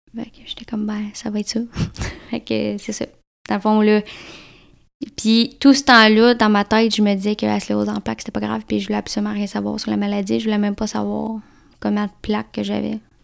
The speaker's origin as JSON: {"language": "French", "town": "Victoriaville", "region": "Quebec", "country": "Canada", "tie": "born or raised there", "moved": "yes", "said": "je suis je native de Vito, Victoriaville, dans le centre du, dans le du Québec."}